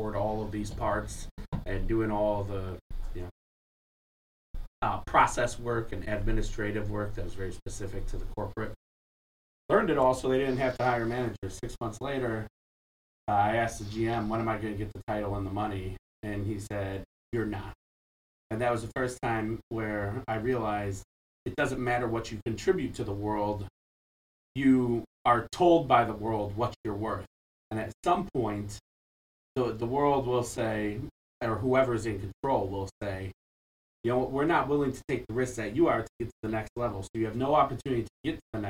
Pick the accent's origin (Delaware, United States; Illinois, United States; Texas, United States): Illinois, United States; Bolingbrook; also born or lived in Chicago; I grew up in Chicago and the suburbs, Bolingbrook to be specific, came back to go to DePaul